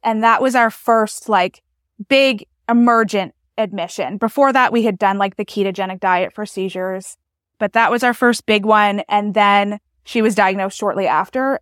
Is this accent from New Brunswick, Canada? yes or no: yes; New Brunswick, Canada; I'm from New Brunswick, Canada